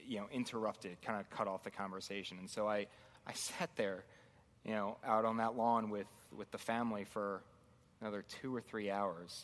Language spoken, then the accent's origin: English; Baltimore, Maryland, United States; moved away as an adult; I grew up in Baltimore, or just outside Baltimore. I was there for about 25 years when I moved up here.